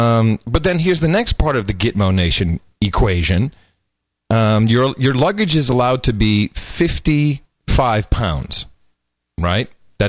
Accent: United States; last time I looked at my passport, I'm an American

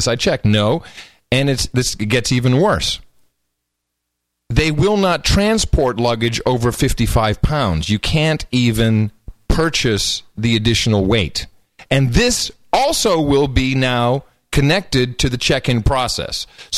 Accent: United States; last time I looked at my passport, I'm an American

